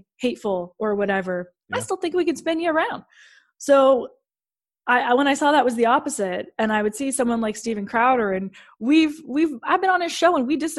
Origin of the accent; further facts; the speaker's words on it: Canada; I'm from Canada.